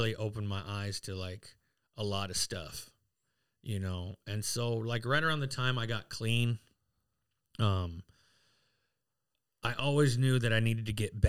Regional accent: Pine Ridge, South Dakota, United States; Like, I'm from Pine Ridge. I'm Lakota. I'm Oglala.

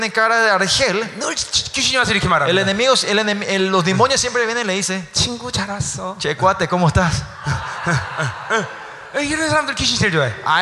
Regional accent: South Korea; now in Paraguay; Si yo soy coreano, yo soy coreano, ¿no? Vengo a Paraguay

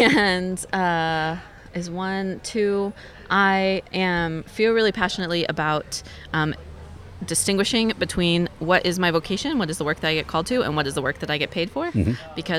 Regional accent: the South, United States; moved away as an adult; now in Tucson, United States; I grew up in the South

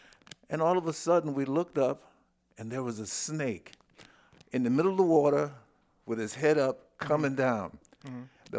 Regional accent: Cuthbert, Georgia, United States; also born or lived in Jesup, Georgia / Columbus, Ohio; now in New York, United States; But the rest of my raising was in Cuthbert, Georgia.

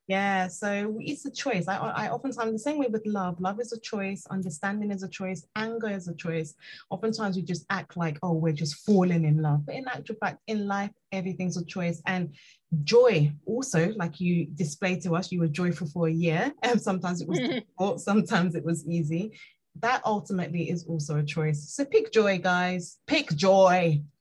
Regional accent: Nigeria; I'm Nigerian

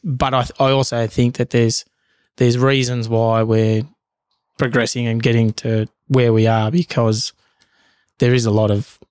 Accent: Bougainville, Papua New Guinea; now in Australia; And I'm proud to say that I'm Bougainvillean, Papua New Guinea. I'm also Australian.

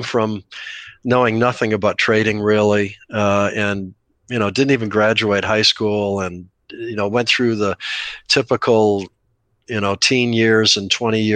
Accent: Scottsdale, Arizona, United States; Scottsdale, my hometown

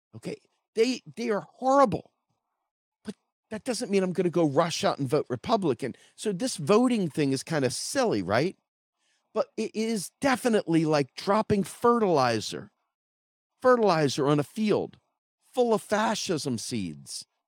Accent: United States; I'm an American citizen

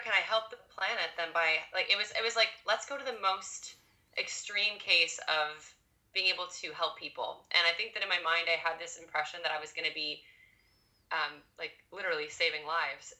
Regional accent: Ottawa, Ontario, Canada; born and raised in Ottawa

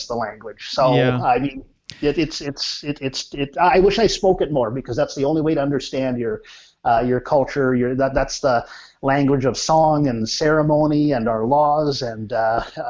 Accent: Ojibways of Onigaming First Nation, Ontario, Canada; I'm from the Ojibways of Onigaming First Nation

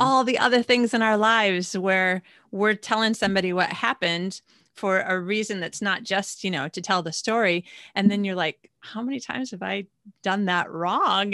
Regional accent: United States; moved away; how I used to live when I lived in America

